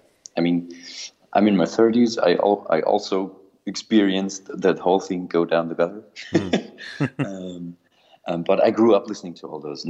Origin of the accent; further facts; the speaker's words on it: Germany; now in Austria; I am from Germany, but I live in Austria